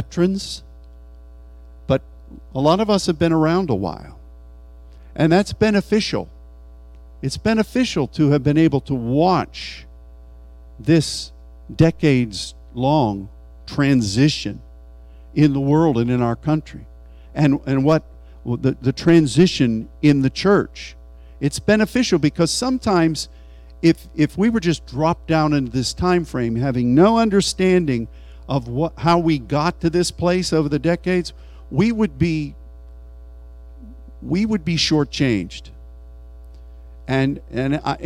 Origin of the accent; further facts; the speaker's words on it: United States; as an American